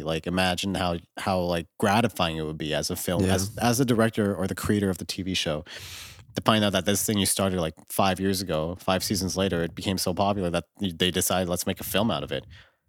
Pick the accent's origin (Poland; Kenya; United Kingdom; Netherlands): United Kingdom; Scotland; I was born in Britain, but I grew up in Scotland.